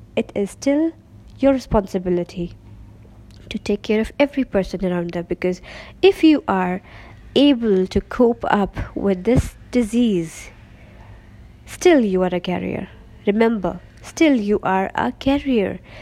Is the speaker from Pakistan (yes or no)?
yes; Pakistan; first language Urdu; English is a second language; I'm from Pakistan